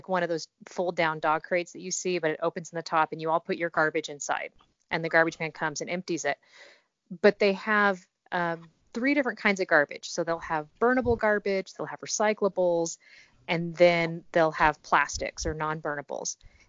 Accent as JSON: {"language": "English", "country": "Japan", "tie": "born or raised there", "also_born_or_lived": "California, United States", "said": "so I was born in America, born"}